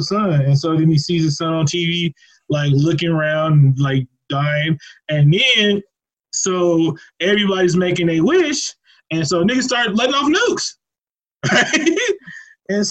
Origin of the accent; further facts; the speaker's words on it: Oakland, California, United States; moved away as an adult; now in Albuquerque, United States; I'm from Oakland, California.